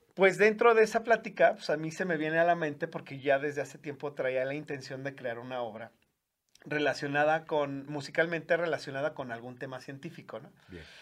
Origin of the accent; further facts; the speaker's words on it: León, Guanajuato, Mexico; yo soy originario de aquí de la ciudad de León